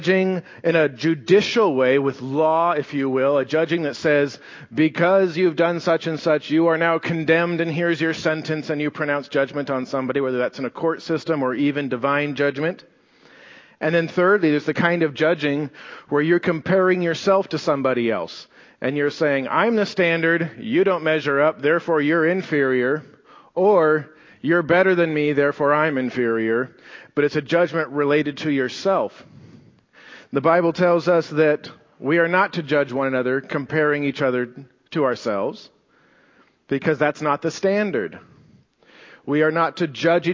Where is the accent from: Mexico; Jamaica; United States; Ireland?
United States; We're Americans